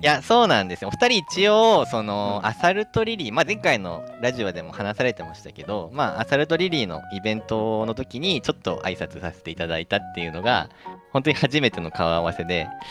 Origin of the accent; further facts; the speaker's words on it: Fuchu, Tokyo, Japan; also born or lived in Kiyose, Tokyo; now in Chiba Prefecture, Japan; 地元は東京都府中市なんですよ。